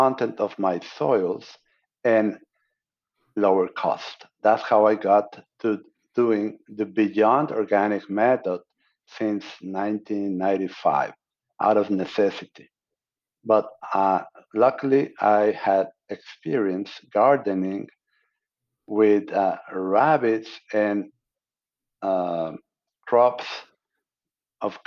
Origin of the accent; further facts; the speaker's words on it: Mexico; moved away as an adult; also born or lived in Tampico, Mexico / Monterrey, Mexico; now in United States; I'm an American citizen born in Mexico.